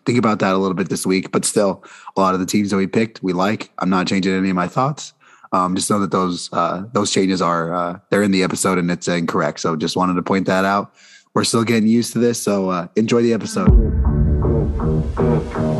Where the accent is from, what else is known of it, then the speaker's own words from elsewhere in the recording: Phoenix, Arizona, United States; We're all from Phoenix